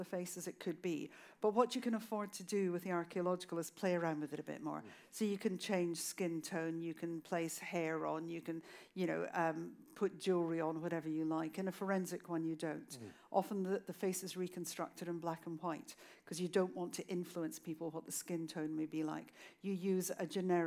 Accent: Scotland, United Kingdom; also born or lived in Inverness; I was in Inverness, which is in the Highlands of Scotland

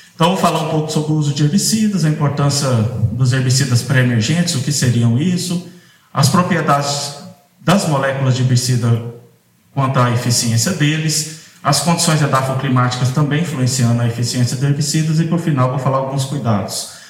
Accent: Minas Gerais, Brazil; moved away as an adult; now in Mossoró, Brazil; eu sou mineiro, me tenho uma formação toda na, no curso de agronomia e na pós-graduação em Minas Gerais, e fui parar lá nesse cantinho do Brasil

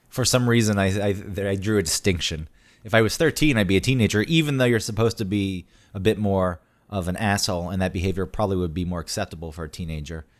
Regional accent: Georgia, United States; moved away; also born or lived in Newburgh, New York; growing up in Georgia

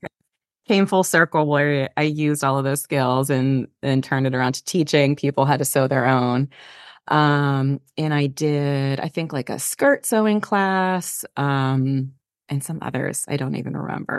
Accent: Pennsylvania, United States; moved away; also born or lived in Brooklyn, New York; I grew up in Pennsylvania in a tiny, small town, borderline rural, rural

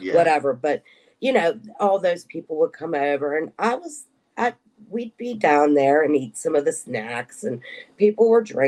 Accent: Pittsburgh, Pennsylvania, United States; moved away as an adult; also born or lived in Harrisburg, Pennsylvania; when I graduated high school, I moved from Pittsburgh to Harrisburg

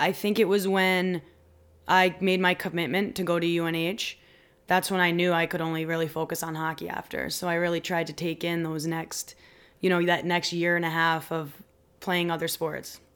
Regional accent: Westfield, Massachusetts, United States; also born or lived in Providence, Rhode Island; I'm from Westfield, because that's where I grew up

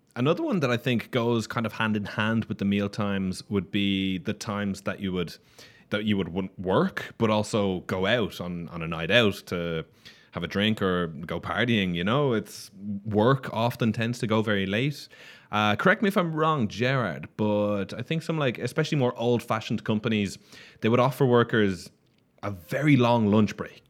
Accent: Ireland; now in Barcelona, Spain; I come from Ireland

